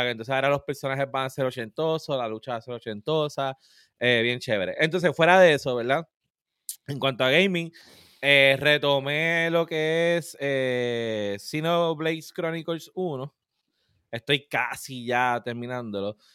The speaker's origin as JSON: {"language": "Spanish", "town": "Cataño", "country": "Puerto Rico", "said": "Demostrando que soy de Cataño. De ah, Cataño, papá."}